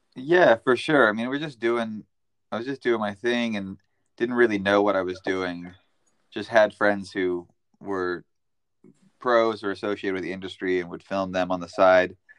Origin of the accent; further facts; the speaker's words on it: United States; moved away as an adult; now in Amsterdam, Netherlands; I grew up in Tahoe